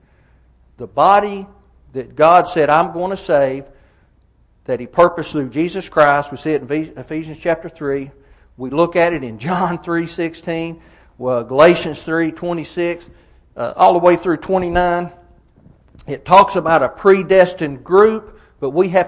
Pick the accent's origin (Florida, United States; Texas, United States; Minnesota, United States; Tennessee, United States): Tennessee, United States; Fentress County; I grew up in Fentress County of Tennessee